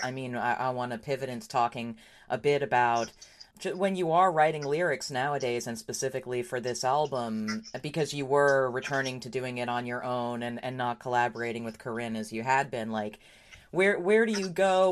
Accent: New York, United States; I grew up in New York

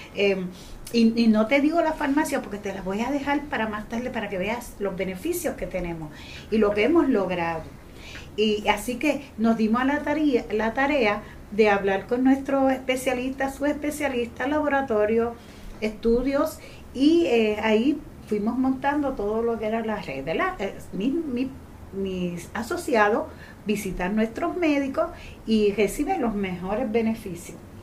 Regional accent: Gurabo, Puerto Rico; yo vengo de un campo de Gurabo, una jibarita que apenas podía hablar, que era muy jibara

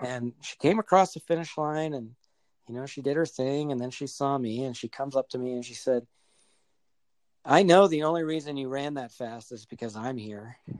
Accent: southern New Hampshire, United States; moved away as an adult; now in Colorado, United States; I'm originally from New Hampshire, born and raised. Spent the first 31 years of my life there

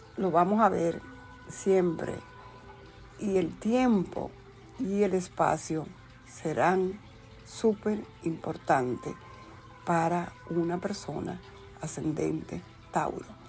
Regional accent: Dominican Republic; yo nací en la República Dominicana un 4 de octubre

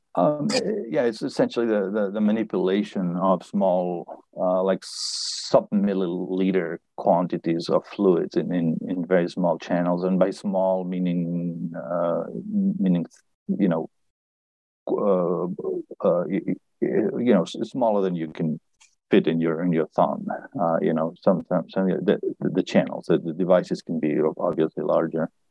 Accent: Barcelona, Catalonia, Spain; moved away as an adult; also born or lived in Berkeley / Boston; I was born in Barcelona, and I studied physics. And I moved to uh, to Boston to, to MIT for a postdoc

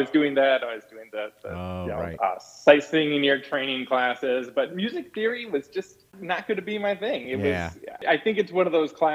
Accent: Detroit, Michigan, United States; I'm originally from the Detroit area.

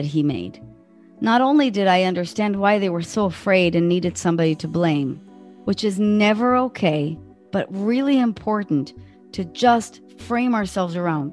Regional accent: Israel; in my country, I'm from Israel

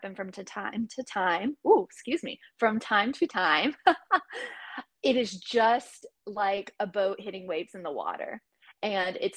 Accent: East Coast, United States; moved away; also born or lived in Texas; I grew up on the East Coast

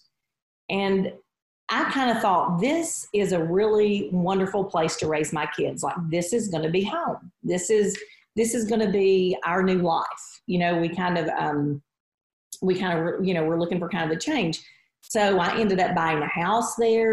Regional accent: Chattanooga, Tennessee, United States; So I grew up in Chattanooga, Tennessee. So I grew up here, lived here my whole life.

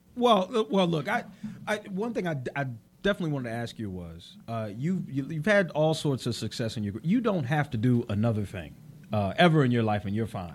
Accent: Chester, Pennsylvania, United States; I'm actually from Chester, Pennsylvania

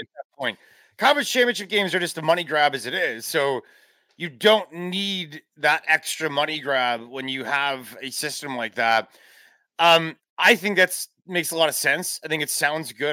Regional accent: Chicago, Illinois, United States; moved away as an adult; also born or lived in Tennessee; I grew up in the Chicagoland area.

